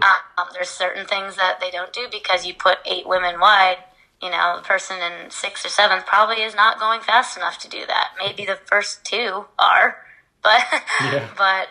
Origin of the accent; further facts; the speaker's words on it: Midwest, United States; I was brought up in the Midwest